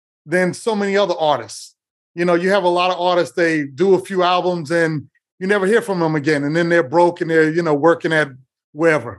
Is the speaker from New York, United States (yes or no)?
yes; New York City, New York, United States; I grew up in New York City